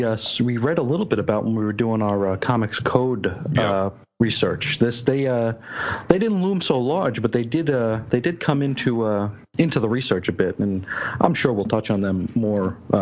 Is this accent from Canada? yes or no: no; New York City, New York, United States; I was raised out in Brooklyn.